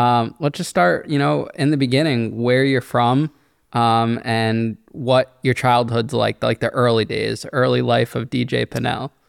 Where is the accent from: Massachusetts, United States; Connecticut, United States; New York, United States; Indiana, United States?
Connecticut, United States; Danbury; my hometown of Danbury